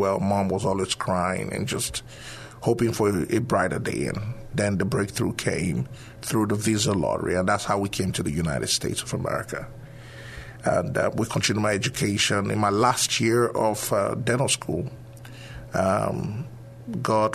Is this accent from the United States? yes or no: no; Nigeria; moved away; originally from Nigeria.